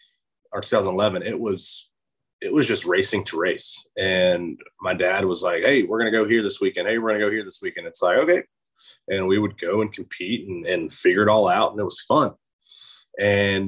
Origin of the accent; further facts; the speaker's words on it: Charlotte, North Carolina, United States; also born or lived in Alabama; I was born in Alabama, but I moved to Charlotte, where I reside now, when I was 2 years old.